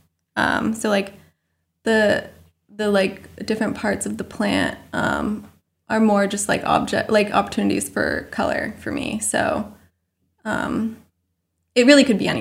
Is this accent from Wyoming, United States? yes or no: no; Maine, United States; moved away as an adult; also born or lived in Vermont / New York; growing up in Maine and then going to college in Vermont